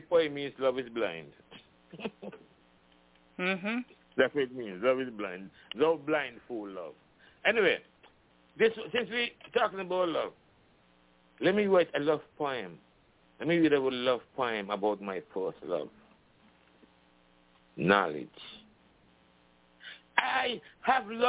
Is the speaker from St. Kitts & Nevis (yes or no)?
yes; St. Kitts & Nevis; now in United States; I'm from the islands, you know, I'm from St. Kitts, you know, we got our independence from England, and I grew up singing God Save the Queen